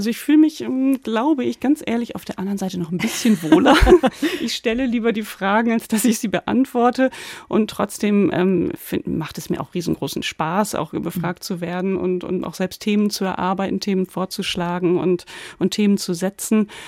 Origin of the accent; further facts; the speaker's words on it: Lower Saxony, Germany; Den habe ich in meiner Jugend oft in den Dorfdiskos in Ostfriesland gehört